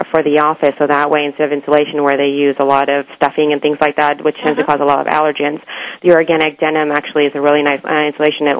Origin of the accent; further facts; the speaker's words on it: Bay Area, California, United States; also born or lived in India; I grew up in the Bay Area here